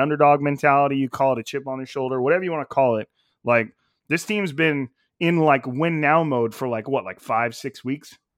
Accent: Fresno, California, United States; I'm from Fresno

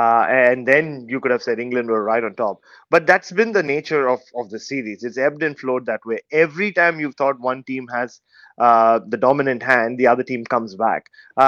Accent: India; moved away as an adult; now in Adelaide, Australia; I'm originally from India, as you know. I covered Indian cricket for a long, long time, writing for a newspaper back in India. And then I moved 5 years ago to the beautiful city of Adelaide

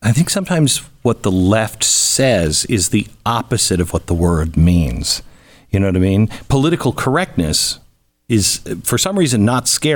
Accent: Pacific Northwest, United States; I'm from the Pacific Northwest

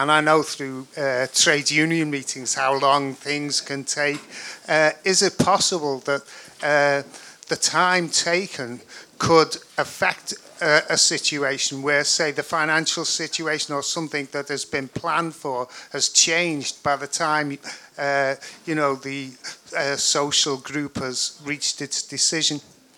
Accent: Liverpool, North West England, United Kingdom; from Liverpool.

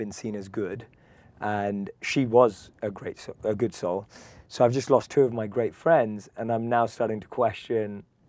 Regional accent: London, United Kingdom; accent: British; I'm from London, born and raised.

